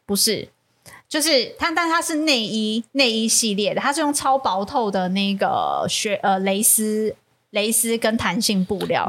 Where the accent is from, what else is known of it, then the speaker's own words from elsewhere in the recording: Taiwan; 我们台湾